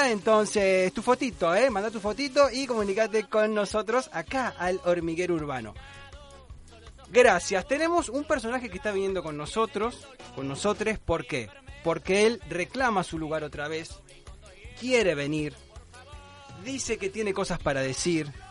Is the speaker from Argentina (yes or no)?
yes; Córdoba, Argentina; Yo soy de Córdoba.